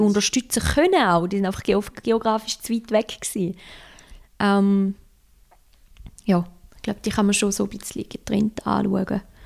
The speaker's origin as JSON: {"language": "German", "country": "Switzerland", "also_born_or_lived": "Osaka, Japan", "said": "ich als Schweizer"}